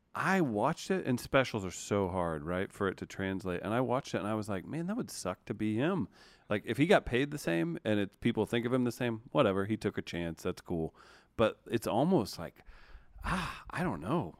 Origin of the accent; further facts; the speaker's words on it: Missouri, United States; also born or lived in Cape Girardeau, Missouri / Sikeston, Missouri; I think at the time I lived in Cape Girardeau, Missouri, um, or Sikeston, Missouri